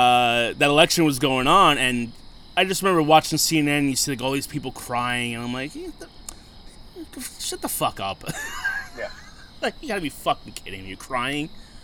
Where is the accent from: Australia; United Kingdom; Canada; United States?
United States; But at the end of the day, we're all American.